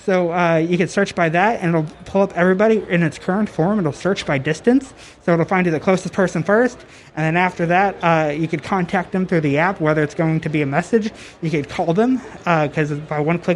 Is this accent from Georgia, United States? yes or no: no; Texas, United States; I'm from Texas here